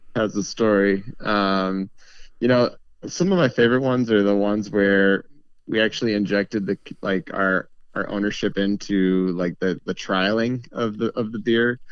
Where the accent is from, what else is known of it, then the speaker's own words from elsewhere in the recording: St. Louis, Missouri, United States; now in Milwaukee, United States; I'm not from Milwaukee originally. I'm actually from Saint Louis, Missouri.